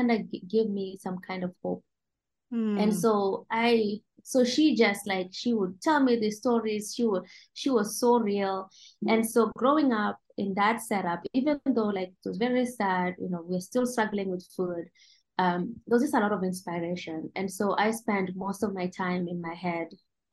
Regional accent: Mogotio, Baringo County, Kenya; I grew up here in Mogotio

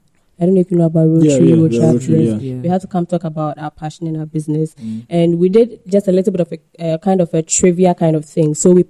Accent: Western Region, Ghana; I think so far, maybe I'll be a bit biased because I grew up in the Western region.

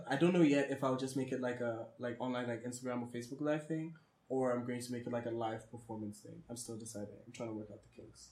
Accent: Botswana; I was born and raised in Botswana

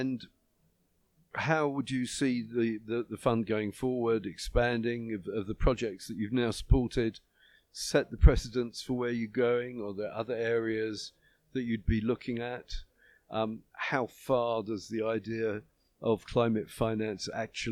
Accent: United Kingdom; I'm from Britain

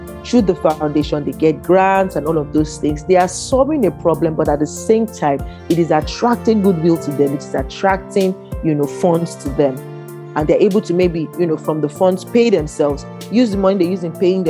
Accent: Niger Delta, Nigeria; I'm from the Niger Delta

